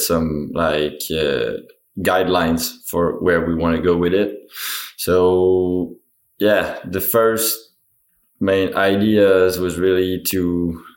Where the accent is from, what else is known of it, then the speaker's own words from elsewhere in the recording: Mont-Sainte-Anne, Quebec, Canada; Born and raised in Mont-Saint-Anne, like trails are rough there, but that's what we like and that's what we grew up enjoying.